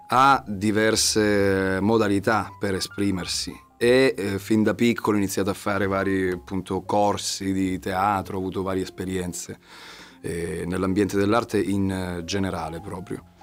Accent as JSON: {"language": "Italian", "town": "Bagnara", "region": "Calabria", "country": "Italy", "said": "Io sono di Bagnara."}